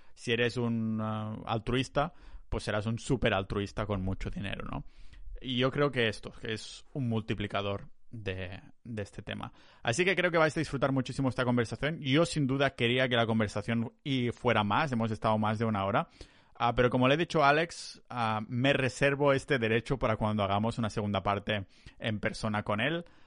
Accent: Catalonia, Spain; somos catalanes

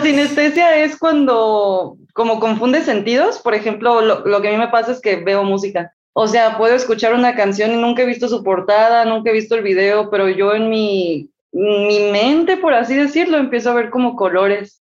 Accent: Mexico; Tengo 21 años, soy mexicana.

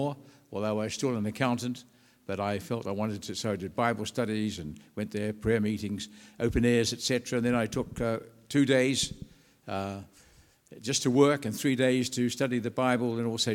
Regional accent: New Zealand; moved away as an adult; now in England; I'm from New Zealand. I was born and educated in New Zealand.

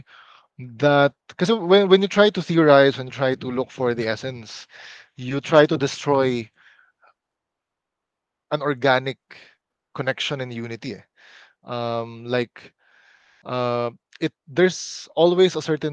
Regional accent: Philippines; us being Filipino

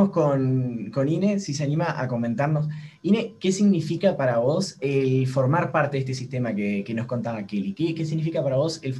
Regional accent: Uruguay; También estamos Lucía y yo, que somos de acá de Uruguay

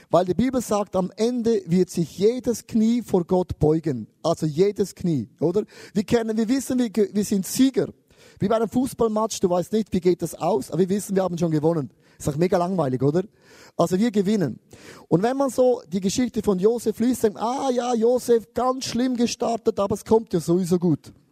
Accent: Switzerland; und ich als Schweizer, ich sammle alles an.

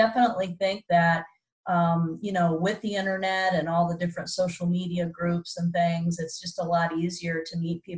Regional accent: Columbus, Ohio, United States; Columbus, Ohio, my hometown

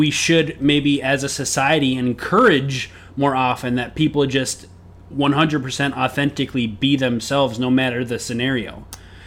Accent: Minnesota, United States; moved away; also born or lived in Knoxville, Tennessee; I'm from Minnesota

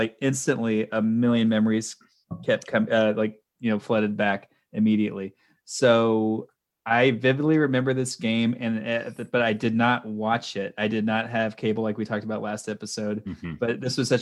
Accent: Dallas, Texas, United States; I'm from Dallas, still live here.

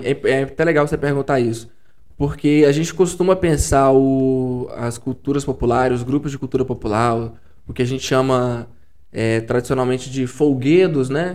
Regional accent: São Mateus, Espírito Santo, Brazil; eu venho de São Mateus, no norte do estado

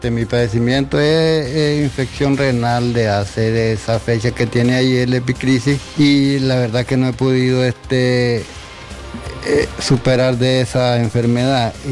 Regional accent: Telica, León, Nicaragua; porque yo soy de Telica.

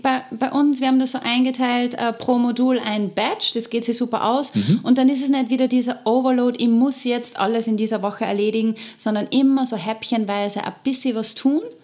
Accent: Austria; unser Fortbildungssystem in Österreich

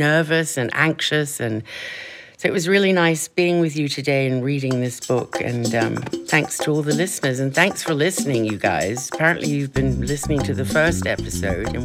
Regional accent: Kenya; moved away; growing up in Kenya

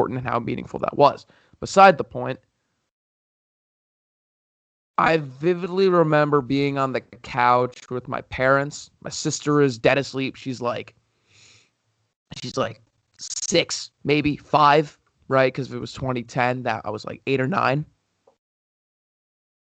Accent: United States; a young 8-year-old impressionable hockey player growing up in America at that time

